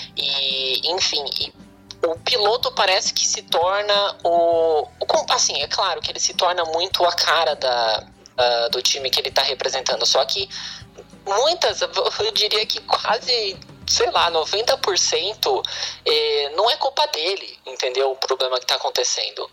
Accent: Brazil; moved away; a gente não tinha muito canal na, na, no interior

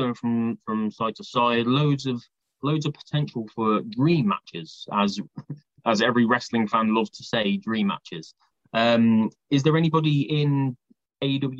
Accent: United Kingdom; As a British guy

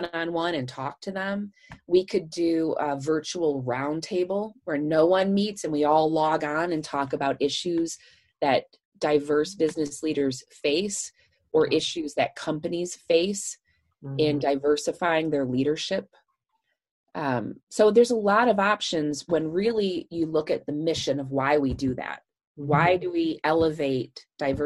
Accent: Michigan, United States; moved away; I'm from Michigan

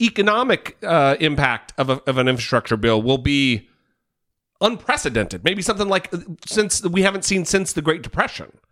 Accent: Idaho, United States; moved away; we're both from Idaho

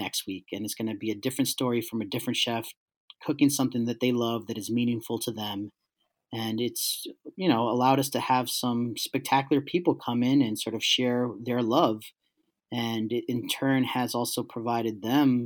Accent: New York City, New York, United States; I grew up in East Harlem in the late 80s, early 90s

